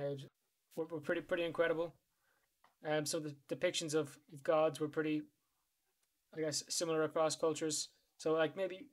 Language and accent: English; Ireland; We're from Ireland